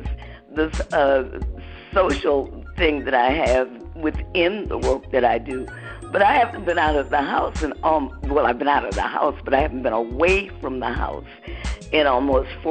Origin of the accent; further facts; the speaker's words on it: Detroit, Michigan, United States; moved away as an adult; now in West Orange, United States; I'm in West Orange, New Jersey, but of course I'm from Detroit. I got married 15 years ago, and moved here to New Jersey.